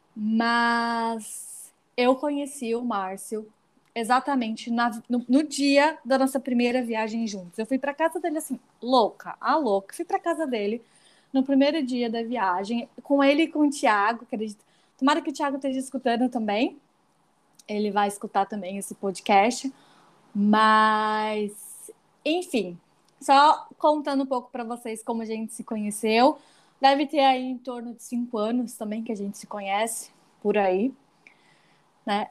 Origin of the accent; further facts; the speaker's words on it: Belém, Pará, Brazil; eu sou de lá, né, de Belém